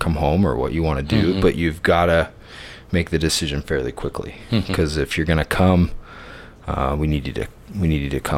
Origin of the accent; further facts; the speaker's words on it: Orem, Utah, United States; I grew up in Orem, Utah, in Utah County